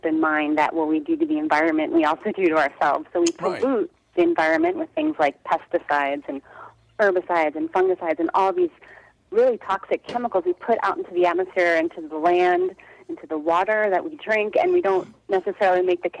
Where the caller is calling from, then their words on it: Brooklyn, New York, United States; I'm in Brooklyn, New York.